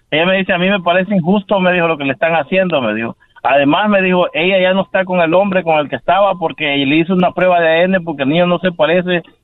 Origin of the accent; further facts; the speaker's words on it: El Salvador; moved away as an adult; Yo soy de Salvador